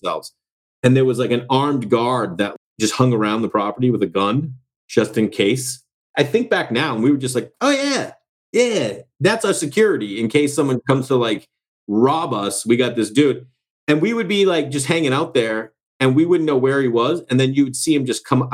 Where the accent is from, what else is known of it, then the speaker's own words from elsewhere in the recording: Massachusetts, United States; I'm from Massachusetts